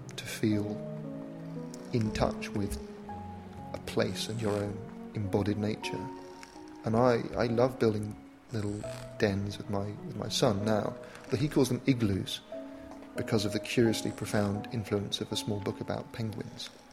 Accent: United Kingdom; I'm a British author, broadcaster, and tech philosopher

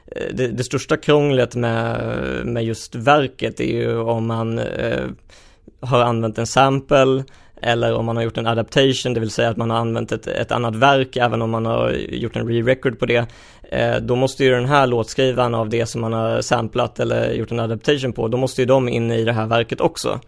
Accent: Helsingborg, Skåne, Sweden; jag växte upp i Helsingborg

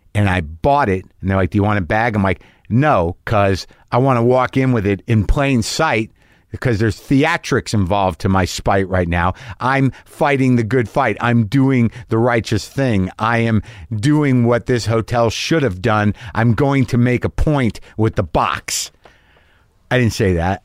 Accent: Minnesota, United States; I'm Minnesotan

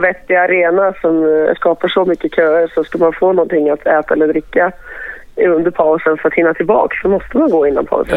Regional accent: Stockholm, Stockholm County, Sweden; jag är född i Stockholm och alltid har varit liksom, här

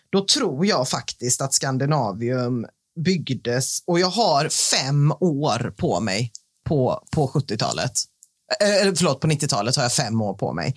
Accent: Gothenburg, Västra Götaland, Sweden; förutom jag är göteborgare

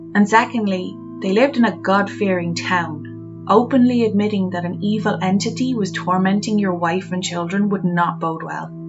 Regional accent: Ireland; growing up in Ireland

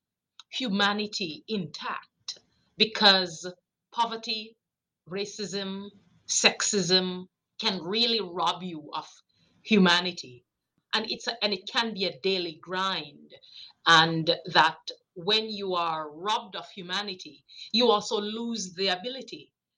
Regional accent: Jamaica; moved away; I grew up, I'm a child from Jamaica, so I'm an immigrant to this country. I came here 81 after growing up with grandmothers

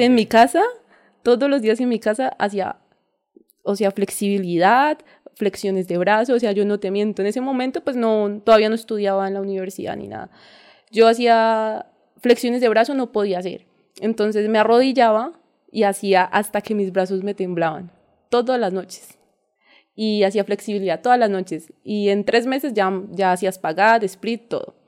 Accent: Ibagué, Tolima, Colombia; crecí en, una finca cerca de Boquerón. Ah, eh, crecí en el campo, o sea, mi vida fue en el campo siempre

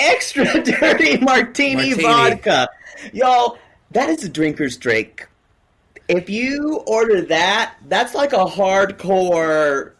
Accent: the South, United States; I grew up in the South

